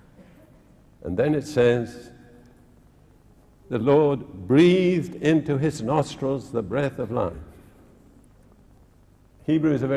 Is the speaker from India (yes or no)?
yes; India; now in United Kingdom; when I was born in India